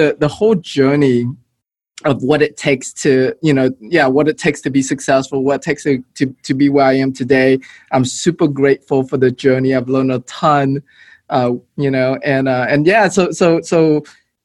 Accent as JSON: {"language": "English", "town": "Houston", "region": "Texas", "country": "United States", "tie": "born or raised there", "also_born_or_lived": "Malaysia / Philippines", "said": "came to Houston when I was 12 years old."}